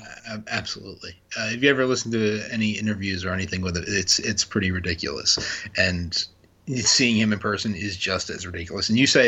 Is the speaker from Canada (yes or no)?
yes; Hamilton, Ontario, Canada; Sonya / Daria Bernardo is from close to my hometown of Hamilton. She's right up the road. She's very familiar with Hamilton.